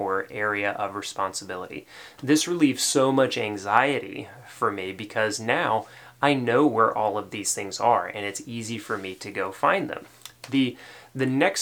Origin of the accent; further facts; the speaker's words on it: Tennessee, United States; accent: Tennessee; my Tennessee accent